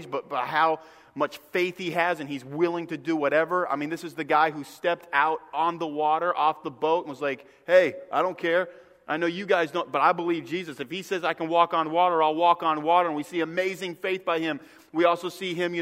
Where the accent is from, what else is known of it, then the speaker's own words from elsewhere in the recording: Northeast, United States; moved away; I grew up in the Northeast.